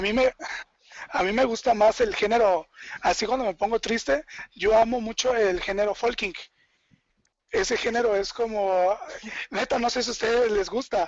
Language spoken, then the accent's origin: Spanish; Chiapas, Mexico; yo soy de Chiapas